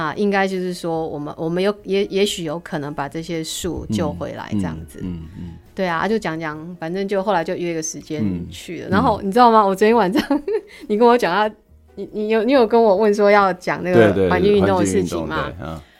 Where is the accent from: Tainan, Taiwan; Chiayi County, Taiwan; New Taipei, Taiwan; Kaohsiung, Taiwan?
Chiayi County, Taiwan; Minxiong; 是是，我是原住民，